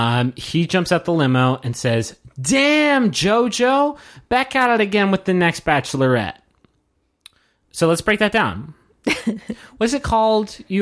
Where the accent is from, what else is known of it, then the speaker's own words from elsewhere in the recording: Texas, United States; Yeah, I'm from Texas. Cool. Us Texas people, like, we know